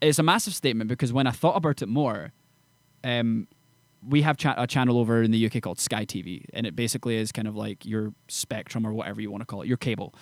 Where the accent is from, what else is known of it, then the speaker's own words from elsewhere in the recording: Edinburgh, Scotland, United Kingdom; moved away as an adult; now in Nashville, United States; from, uh, Edinburgh, Scotland, and I'm a country artist based in Nashville, Tennessee.